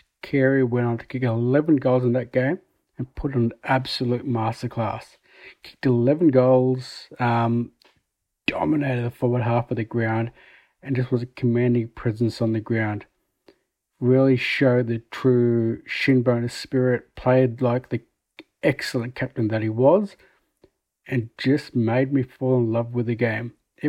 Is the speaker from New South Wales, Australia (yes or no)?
no; Melbourne, Victoria, Australia; I'm from Melbourne, Australia